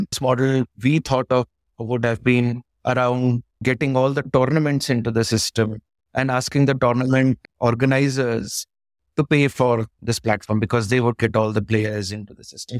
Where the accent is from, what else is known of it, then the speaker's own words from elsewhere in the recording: Pauri, Uttarakhand, India; I was born in the mountains. I'm from Uttarakhand. It was a town called Pori Garhwal.